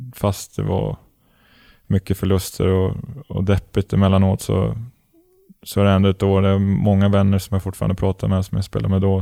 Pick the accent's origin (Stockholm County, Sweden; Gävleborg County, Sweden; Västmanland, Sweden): Gävleborg County, Sweden; Gävle; also born or lived in Malmö / Helsingborg; now in Örebro, Sweden; det är alltid kul att vara hemma i Gävle och träffa vänner och familj